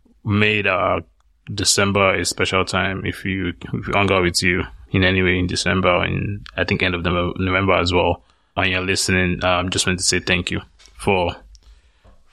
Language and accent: English; Nigeria; moved away; some of the areas I grew up in Nigeria.